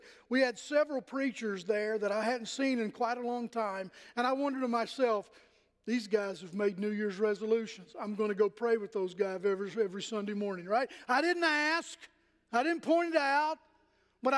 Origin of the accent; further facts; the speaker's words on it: Pennington Gap, Virginia, United States; moved away; when I was in elementary school in Pennington Gap, Virginia, my hometown